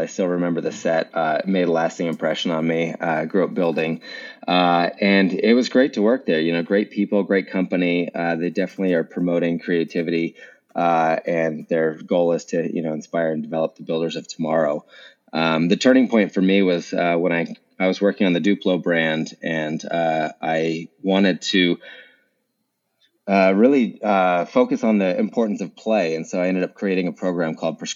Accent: Utah, United States; I grew up in Utah

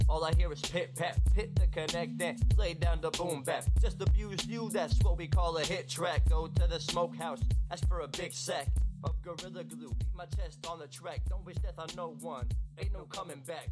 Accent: Elizabeth, New Jersey, United States; moved away as an adult; also born or lived in Newark, New Jersey; now in Queens, New York, United States; was born and raised in Jersey, born in Newark, raised in Elizabeth

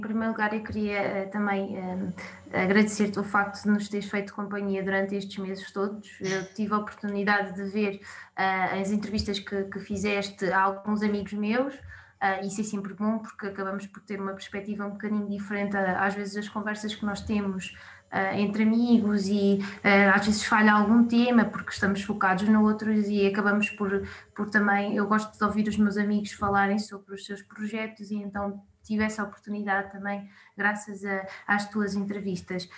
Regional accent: Gouveia, Centro, Portugal; moved away as an adult; also born or lived in Guarda / Coimbra; now in Lisbon, Portugal; Sou de Gouveia eh, e, portanto, depois estive a Gouveia do secundário

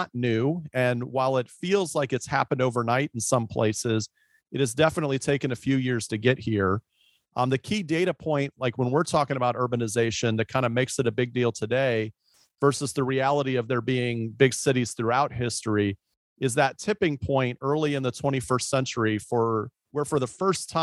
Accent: Tampa, Florida, United States; I grew up in the Tampa Bay area

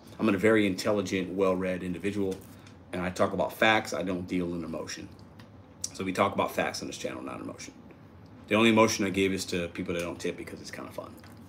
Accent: Chicago, Illinois, United States; I'm from Chicago, baby.

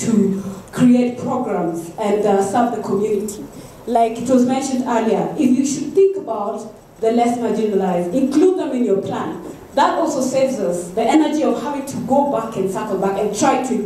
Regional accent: Kenya; moved away; I'm still a Kenyan

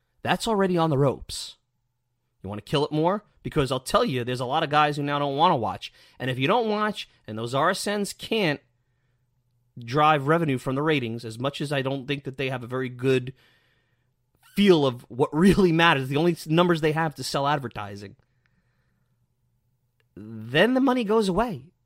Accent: New York City, New York, United States; me growing up in Bensonhurst, Brooklyn, ready for the next Mets game

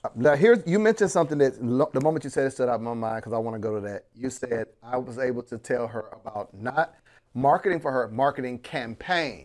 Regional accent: Panama City, Florida, United States; I'm born and raised in Panama City, Florida

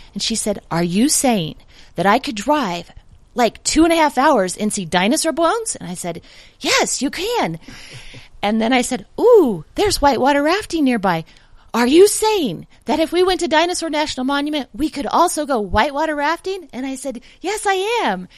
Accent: Denver, Colorado, United States; I'm from the Denver area.

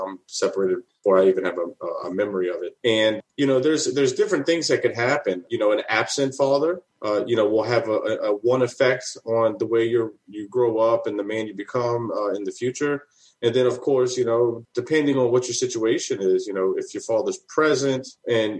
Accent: New Orleans, Louisiana, United States; born and raised in New Orleans

